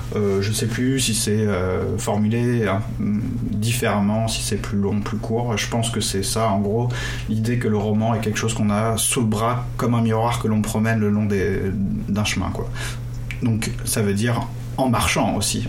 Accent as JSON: {"language": "French", "region": "Brittany", "country": "France", "tie": "born or raised there", "said": "dans mon enfance, justement, en Bretagne"}